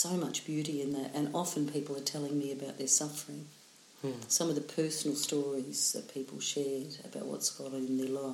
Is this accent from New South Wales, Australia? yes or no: no; Melbourne, Victoria, Australia; also born or lived in Emerald, Victoria; in Melbourne, because it's my hometown